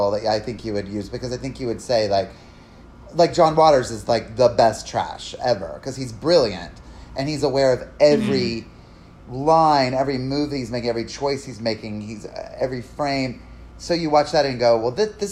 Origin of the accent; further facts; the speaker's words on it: the South, United States; moved away; growing up in the South